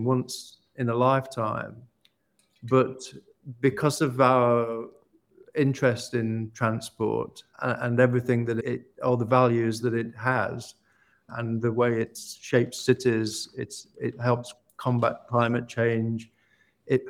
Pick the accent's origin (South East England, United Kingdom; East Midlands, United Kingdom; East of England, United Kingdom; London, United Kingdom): East Midlands, United Kingdom; Ilkeston; I've just bought an old church in my hometown of Ilkeston in Derbyshire